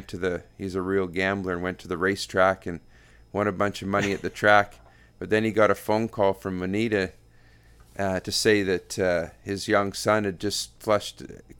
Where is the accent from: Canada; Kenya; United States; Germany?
Canada; it would have to be a highlight to have that opportunity as all Canadian, all of us